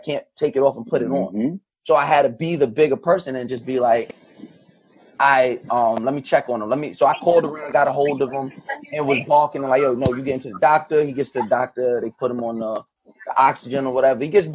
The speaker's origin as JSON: {"language": "English", "country": "United States", "tie": "born or raised there", "said": "being a black boy or child and growing up in America with the experience we have"}